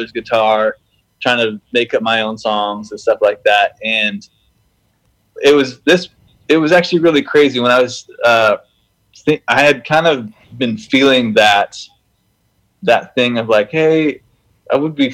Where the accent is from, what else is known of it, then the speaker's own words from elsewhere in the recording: Canada; I grew up in Canada and played hockey, played basketball, played everything